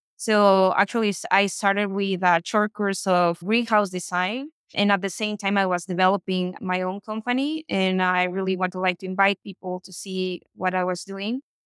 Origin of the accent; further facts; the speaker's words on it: Hermosillo, Sonora, Mexico; also born or lived in United States; Here's my hometown